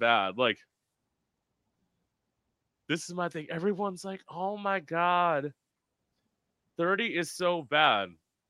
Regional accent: South Florida, United States; I'm literally living at home now, and I cannot wait. So I'm originally from South Florida.

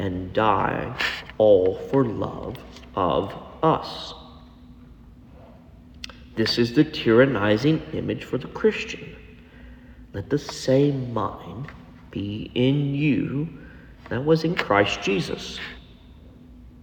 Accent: Texas, United States; because we're from Texas, y'all, or all y'all

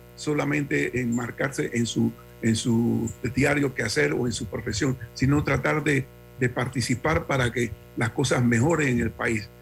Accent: Panama; como panameños

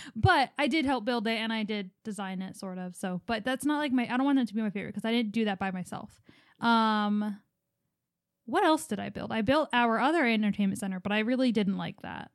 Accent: Philadelphia, Pennsylvania, United States; born or raised there

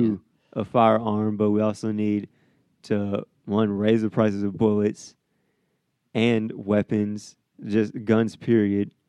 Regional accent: Midwest, United States; also born or lived in the South; now in Iowa, United States; I'm from the Midwest

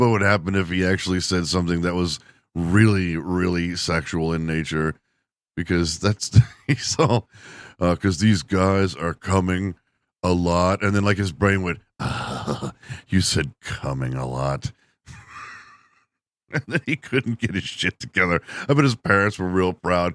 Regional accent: Texas, United States; my home state

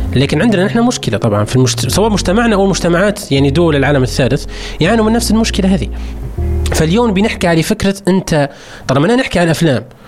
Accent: Libya; عندنا في ليبيا

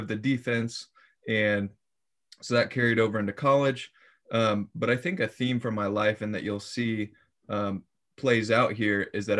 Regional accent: Iowa, United States; moved away as an adult; also born or lived in Springfield, Missouri; I was born and raised in Iowa

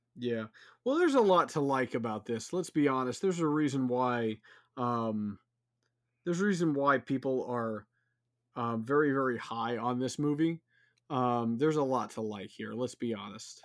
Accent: Houston, Texas, United States; I'm from Houston

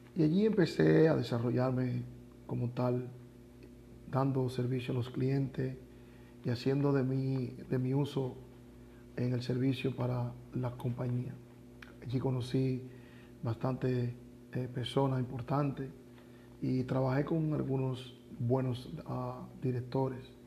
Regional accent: Dominican Republic; now in Mexico; Soy dominicano

